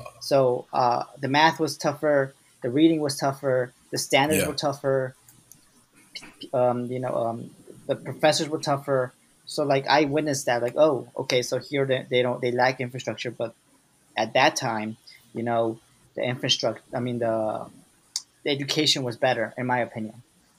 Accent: Ecuador; because I'm from Ecuador, I'm from South America, you're from Africa.

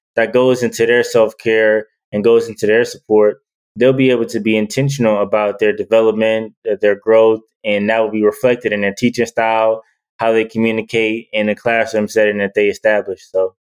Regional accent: Detroit, Michigan, United States; I'm from Detroit

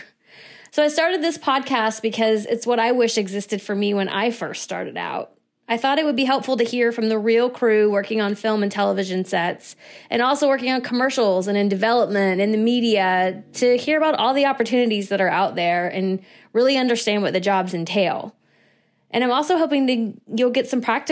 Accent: Arkansas, United States; moved away as an adult; now in New York, United States; I'm originally from Arkansas, and when I first moved to New York in 2002

